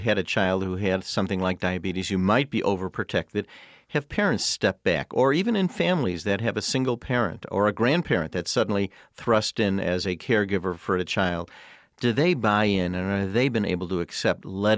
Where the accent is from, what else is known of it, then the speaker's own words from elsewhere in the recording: Chicago, Illinois, United States; I grew up in Chicago